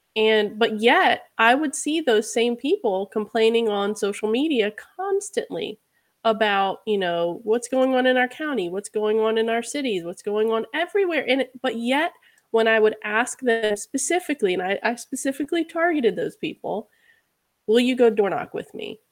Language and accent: English; Charlottesville, Virginia, United States; I was born and raised in Virginia